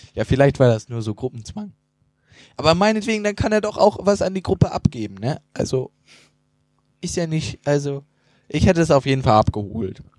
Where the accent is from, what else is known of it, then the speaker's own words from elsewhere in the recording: Northern Germany, Germany; als Norddeutscher